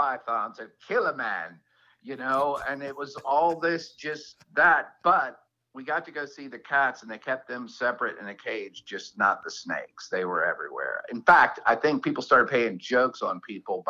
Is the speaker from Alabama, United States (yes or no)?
yes; Alabama, United States; moved away; we grew up with rattlesnakes in Alabama